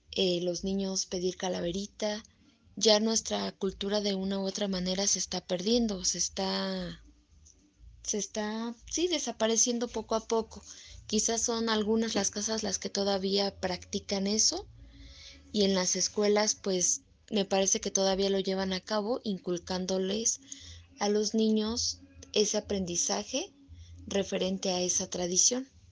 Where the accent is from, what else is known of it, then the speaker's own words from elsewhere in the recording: Mexico; para nosotros como los mexicanos